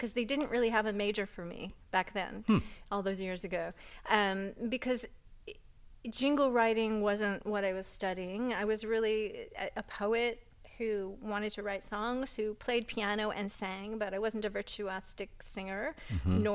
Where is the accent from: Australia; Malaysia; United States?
United States; New England; also born or lived in Hudson Valley; growing up in New England